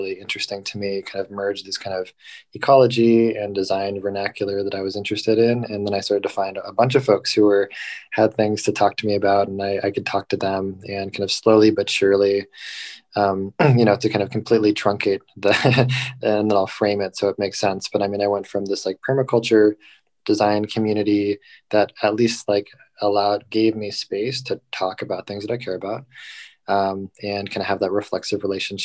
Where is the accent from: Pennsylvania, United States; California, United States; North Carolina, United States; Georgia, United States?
California, United States; Southern; moved away as an adult; now in San Francisco Bay Area, United States; I was born and raised in Southern California, and I moved up to the Bay after graduation for the first time.